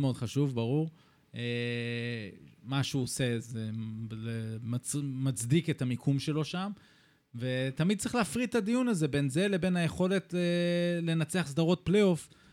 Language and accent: Hebrew; Israel; also born or lived in East Lansing, Michigan, US (born); אני ישראלי כמובן